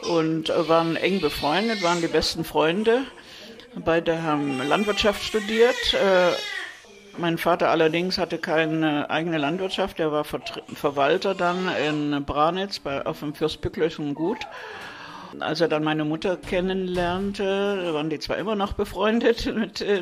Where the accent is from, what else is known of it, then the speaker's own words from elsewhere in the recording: Zwickau, Saxony, Germany; born there; geboren in Zwickau 1943.